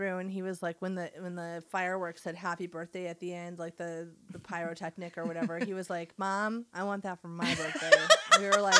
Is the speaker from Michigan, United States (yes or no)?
yes; Michigan, United States; I was born in Michigan.